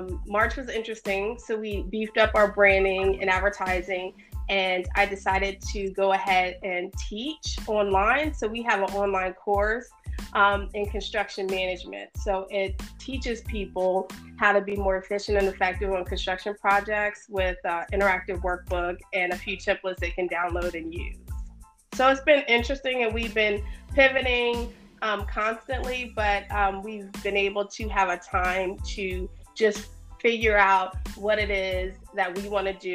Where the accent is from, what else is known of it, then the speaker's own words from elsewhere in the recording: Sterling, Virginia, United States; I grew up in Northern Virginia in a town called Sterling